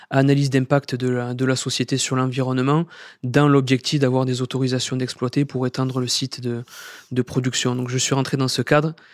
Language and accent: French; Occitania, France; j'ai eu la chance de grandir dans cette, dans cette belle ville et de travailler à, à peine 5 minutes de, de la ville de Sète